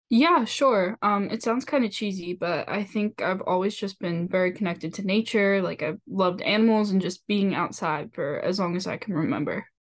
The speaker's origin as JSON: {"language": "English", "area": "Bucks County", "region": "Pennsylvania", "country": "United States", "said": "we're all students from Bucks County, Pennsylvania"}